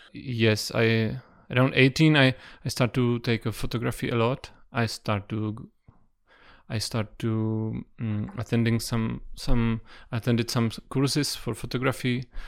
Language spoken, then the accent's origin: English; Prague, Czechia; I was born in Prague. I, I live in Prague whole life, and I was raised uh, close